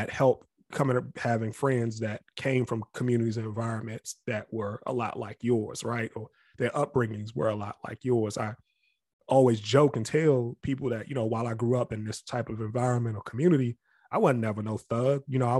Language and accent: English; Capitol Heights, Maryland, United States; because we grew up in Capitol Heights.